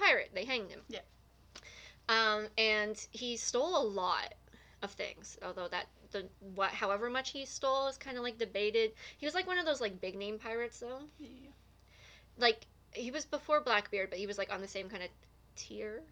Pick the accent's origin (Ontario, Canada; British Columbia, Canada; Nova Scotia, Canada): Nova Scotia, Canada; I'm from Nova Scotia